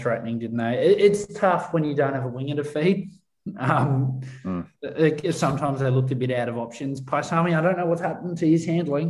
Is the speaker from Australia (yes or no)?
yes; Australia; because I think we forget as Aussie fans who aren't overly tribal with our state sides.